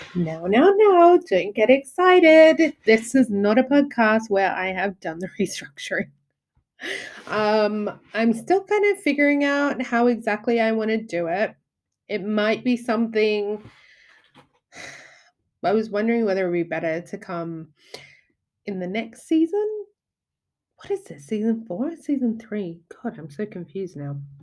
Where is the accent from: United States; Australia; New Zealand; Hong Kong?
Australia; now in United Kingdom; from my point of view as an Australian